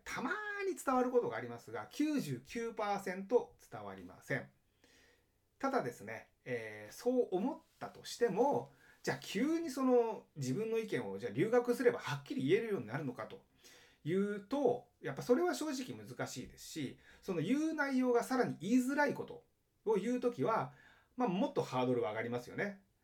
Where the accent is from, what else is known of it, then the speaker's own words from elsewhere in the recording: Japan; now in Los Angeles, United States; 僕、まあ、日本人で、奥さんも日本人なんですね